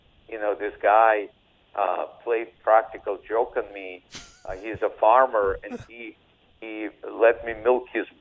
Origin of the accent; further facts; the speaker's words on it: Odesa, Odesa Oblast, Ukraine; English is a second language; now in United States; I speak Russian, and I don't really, even though I grew up in Odessa, Ukraine, this is a Russian-speaking area.